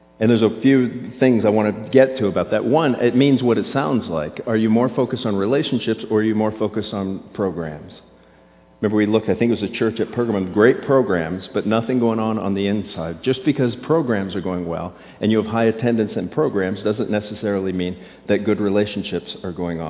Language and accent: English; Florida, United States; I grew up in Florida